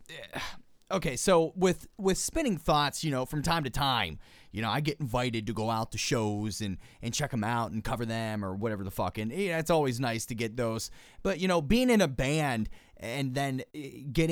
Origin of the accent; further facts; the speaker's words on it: Pittsburgh, Pennsylvania, United States; my hometown of Pittsburgh, Pennsylvania, in the South Side